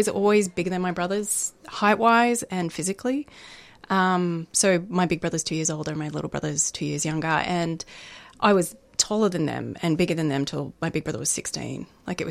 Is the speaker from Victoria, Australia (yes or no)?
yes; Melbourne, Victoria, Australia; I grew up in Melbourne